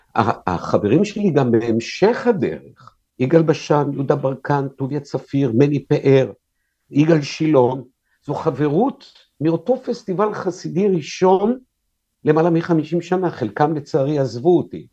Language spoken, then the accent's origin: Hebrew; Tel Aviv, Tel Aviv District, Israel; אני גדלתי בתל אביב, אשכרה, מרכז תל אביב.